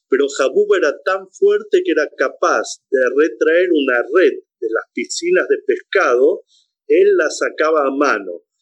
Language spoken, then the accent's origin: Spanish; Chile; also born or lived in Buenos Aires, Argentina; now in Israel; me dicen en hebreo, en, en buen hebreo, me nata, ¿de dónde eres? Y le digo de Chile.